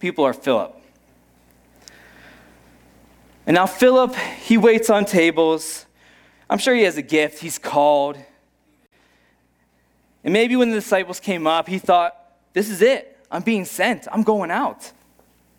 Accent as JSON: {"language": "English", "town": "Pittsburgh", "region": "Pennsylvania", "country": "United States", "tie": "born or raised there", "moved": "yes", "said": "I grew up in Pittsburgh"}